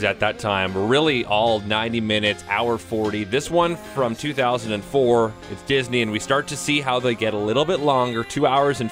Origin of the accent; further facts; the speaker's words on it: Canada; I'm Canadian too